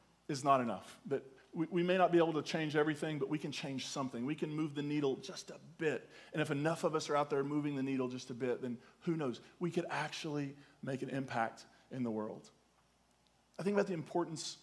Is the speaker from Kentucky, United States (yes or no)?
yes; Eastern Kentucky, United States; I'm clearly from Eastern Kentucky